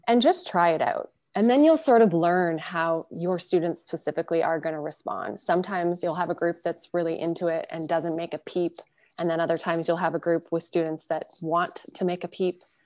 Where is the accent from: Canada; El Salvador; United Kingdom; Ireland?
Canada; Burlington, Ontario; also born or lived in Calgary, Alberta; now in Toronto, Canada; Christiana and I grew up in Calgary, Alberta, and then we were secondary, raised in Burlington